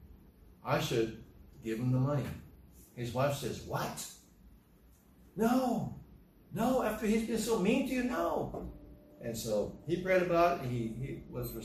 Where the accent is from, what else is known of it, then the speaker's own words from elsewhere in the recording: United States; as American citizens